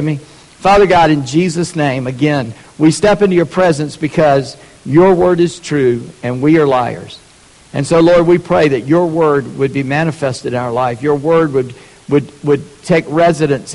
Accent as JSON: {"language": "English", "region": "the South", "country": "United States", "said": "I'm a Southerner."}